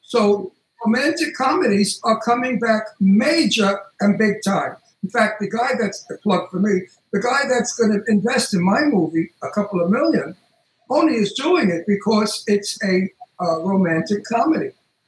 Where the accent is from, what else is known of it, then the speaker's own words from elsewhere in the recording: Brooklyn, New York, United States; And I'm from Brooklyn.